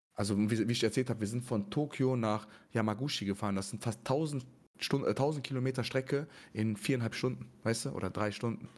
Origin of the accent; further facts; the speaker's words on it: Germany; wenn mich jemand fragt, woher kommst du, als was siehst du dich, ich sage immer Deutsch